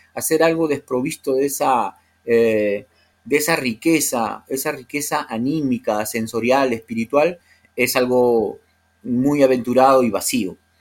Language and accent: Spanish; Lima, Peru; soy de la costa, ¿no? Soy urbano, procedo de Lima